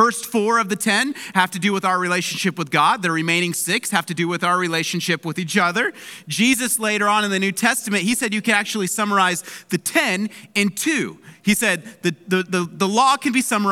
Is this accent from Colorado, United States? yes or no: no; Palmdale, California, United States; moved away; My hometown of Palmdale, it's covered in snow right now